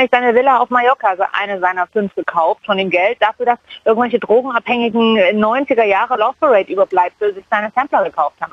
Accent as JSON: {"language": "German", "region": "East Germany", "country": "Germany", "said": "Ich komme ja aus dem Osten, aus der Schwanzgegend, Thunderdome"}